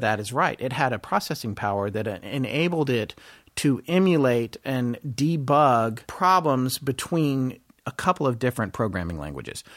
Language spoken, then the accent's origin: English; North Carolina, United States; also born or lived in Death Valley, California / Denver, Colorado; I lived in Denver till I was eight or nine, and then from that point forward, I lived in North Carolina with my mom.